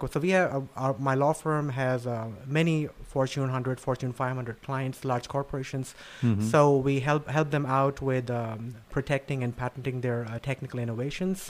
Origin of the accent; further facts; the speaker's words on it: New Delhi, Delhi, India; moved away; I was born and raised in New Delhi in India